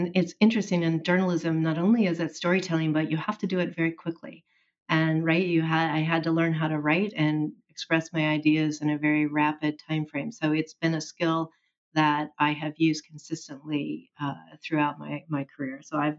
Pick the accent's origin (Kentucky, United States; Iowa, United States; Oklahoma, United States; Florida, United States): Oklahoma, United States; Well, it was all I knew for a significant part of my early life into adulthood.